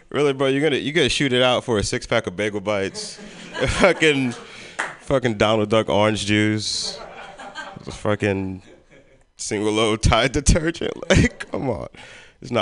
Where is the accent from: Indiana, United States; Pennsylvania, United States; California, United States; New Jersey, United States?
Pennsylvania, United States; Philadelphia; also born or lived in Richmond, Virginia; now in San Francisco, United States; I'm from Philly